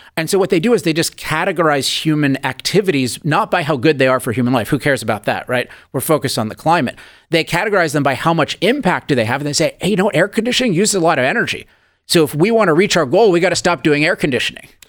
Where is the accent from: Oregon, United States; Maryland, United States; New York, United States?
Maryland, United States; Chevy Chase; now in California, United States; As a kid, I grew up in Chevy Chase, Maryland